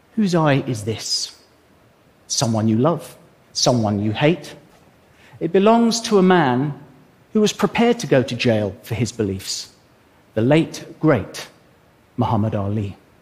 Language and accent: English; England, United Kingdom; I'm an Englishman